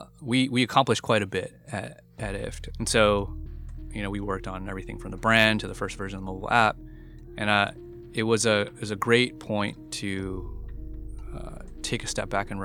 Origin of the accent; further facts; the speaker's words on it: United States; I was born and raised in the United States